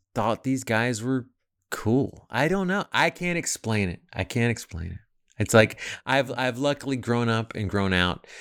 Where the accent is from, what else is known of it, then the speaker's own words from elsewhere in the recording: United States; also born or lived in Arkansas; I'm from Texas and Arkansas